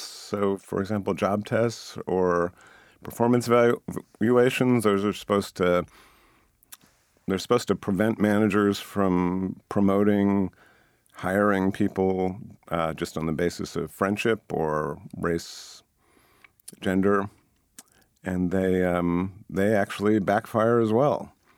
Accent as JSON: {"language": "English", "town": "Boston", "region": "Massachusetts", "country": "United States", "tie": "born or raised there", "said": "I grew up here in Boston in the suburb"}